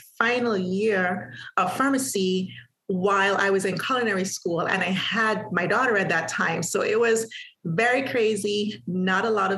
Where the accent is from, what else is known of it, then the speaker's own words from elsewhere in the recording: Antigua & Barbuda; moved away as an adult; also born or lived in Halifax, Canada; I am from Antigua, small island in the Caribbean. I was born there. I was raised there